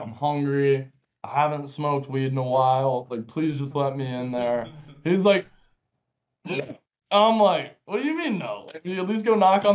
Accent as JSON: {"language": "English", "country": "United States", "said": "I'm an American"}